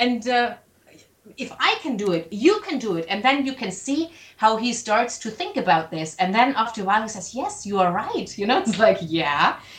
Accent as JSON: {"language": "English", "country": "Germany", "accent": "German", "second_language": "English", "said": "Yeah, and I hope you liked my German accent and my grammar."}